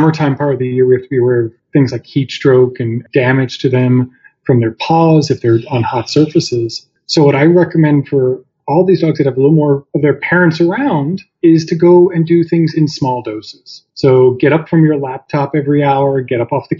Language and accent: English; New York City, New York, United States; moved away as an adult; I was born and raised in New York City